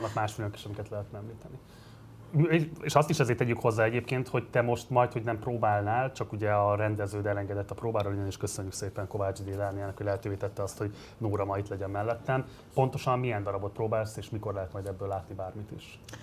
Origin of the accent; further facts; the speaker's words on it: Budapest, Hungary; tőzsgyökeres Pesti vagyok